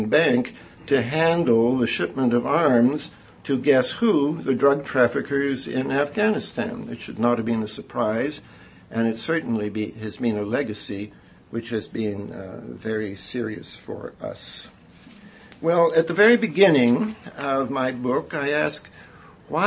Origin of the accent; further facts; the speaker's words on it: Canada; moved away as an adult; now in United States; I'm a Canadian